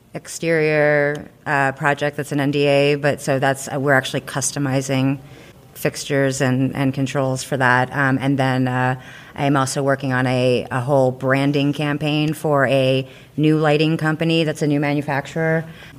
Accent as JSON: {"language": "English", "region": "East Coast", "country": "United States", "said": "I think we're all from the East Coast. This is part of the language."}